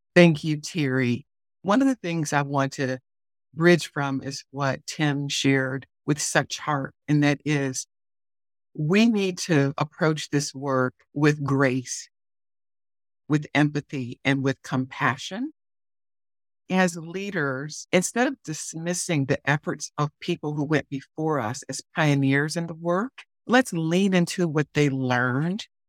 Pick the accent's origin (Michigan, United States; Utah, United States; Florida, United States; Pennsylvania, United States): Michigan, United States; Detroit; my hometown of Detroit